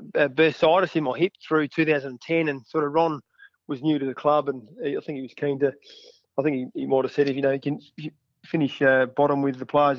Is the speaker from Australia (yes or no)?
yes; Wellington, South Australia, Australia; I'm a Langhorne Creek Hawk, so I grew up out near Wellington on a dairy farm.